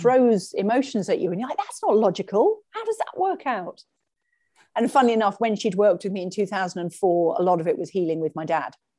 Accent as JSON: {"language": "English", "region": "England", "country": "United Kingdom", "tie": "born or raised there", "also_born_or_lived": "Sweden", "moved": "as an adult", "lives_now": "Canada", "said": "I am English and pretty much all of my life, I've lived in England"}